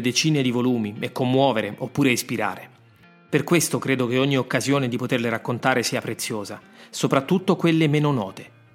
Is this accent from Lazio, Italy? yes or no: yes; Rome, Lazio, Italy; sono nato a Roma. Ci sono moltissime storie che vivono nelle strade della mia città